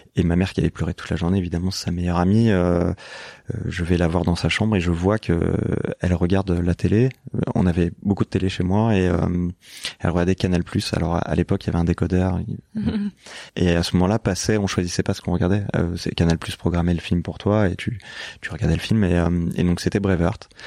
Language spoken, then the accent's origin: French; Lyon, Auvergne-Rhône-Alpes, France; moved away as an adult; also born or lived in Paris; je débarquais de province je venais de Lyon